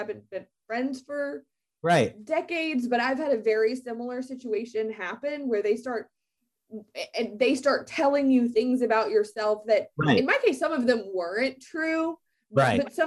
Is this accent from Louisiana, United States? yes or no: yes; Southern Louisiana, United States; I'm like spicy Southern Louisiana girl